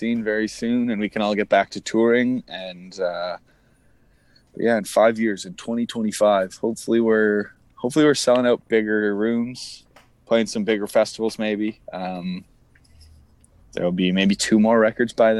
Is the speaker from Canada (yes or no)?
yes; Toronto, Ontario, Canada; growing up in Toronto, in the Toronto area